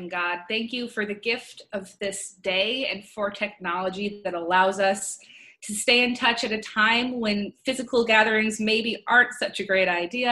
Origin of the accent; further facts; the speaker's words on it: Hastings, Nebraska, United States; also born or lived in Washington, D.C.; but I'm from Hastings, Nebraska